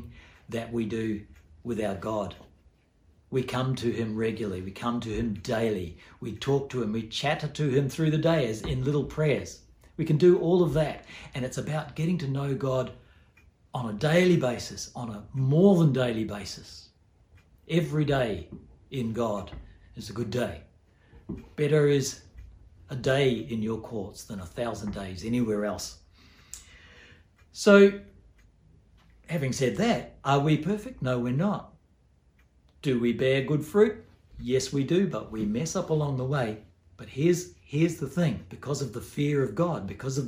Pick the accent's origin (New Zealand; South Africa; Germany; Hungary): New Zealand; also born or lived in Port Hedland, Australia; now in Australia; I grew up in New Zealand